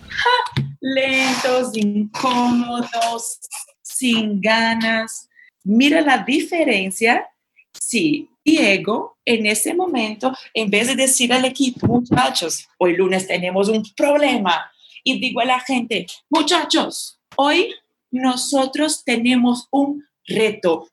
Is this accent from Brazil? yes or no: yes; Brazil; Spanish is a second language; moved away; Yo como brasileña